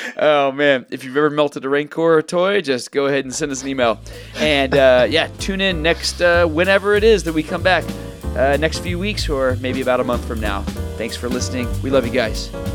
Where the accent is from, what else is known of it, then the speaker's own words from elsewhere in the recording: Texas, United States; I grew up in Texas